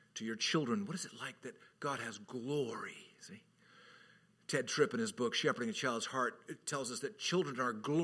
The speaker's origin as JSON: {"language": "English", "region": "Southern California", "country": "United States", "tie": "born or raised there", "also_born_or_lived": "Orlando, Florida", "moved": "yes", "said": "I grew up in Southern California"}